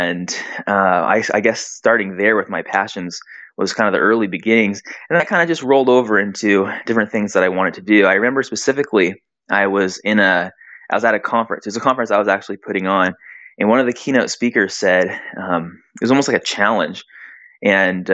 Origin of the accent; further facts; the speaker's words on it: San Diego, California, United States; also born or lived in Brazil / Hawaii; now in Arizona, United States; I grew up in San Diego